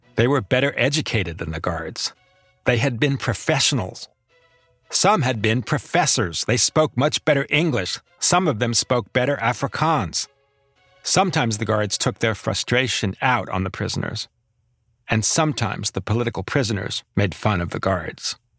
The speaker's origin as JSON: {"language": "English", "country": "United States", "said": "as an American"}